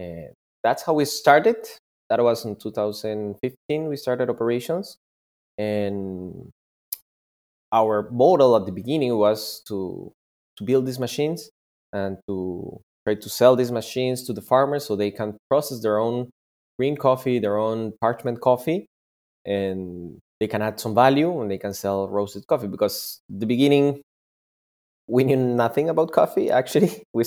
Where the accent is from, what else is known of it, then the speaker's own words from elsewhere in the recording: Peru; I'm from Peru.